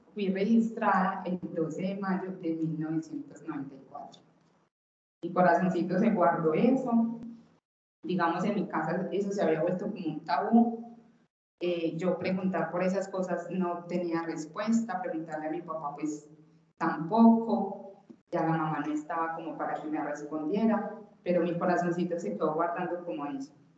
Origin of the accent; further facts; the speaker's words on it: Itagüí, Antioquia, Colombia; nací en Itagüí